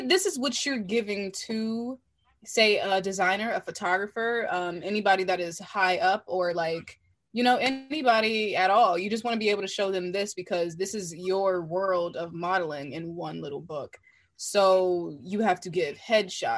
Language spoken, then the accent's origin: English; Washington, District of Columbia, United States; I'm from Washington, D.C.